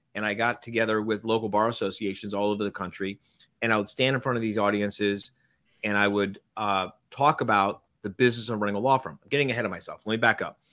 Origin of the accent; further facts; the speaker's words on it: Miami, Florida, United States; I grew up in Miami.